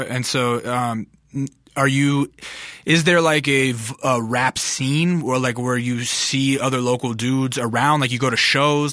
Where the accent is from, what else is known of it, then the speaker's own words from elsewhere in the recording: North Pole, Alaska, United States; now in Los Angeles, United States; I grew up in Ala, in Alaska